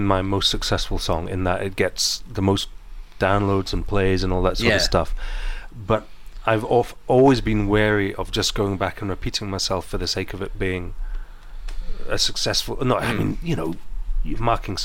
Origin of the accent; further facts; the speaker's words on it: East Neuk, Scotland, United Kingdom; I grew up here in the Eastnook.